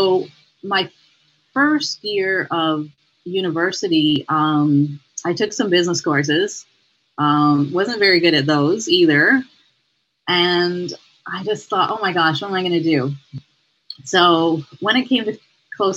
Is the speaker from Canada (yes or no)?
yes; Montreal, Quebec, Canada; now in Toronto, Canada; I grew up in Montreal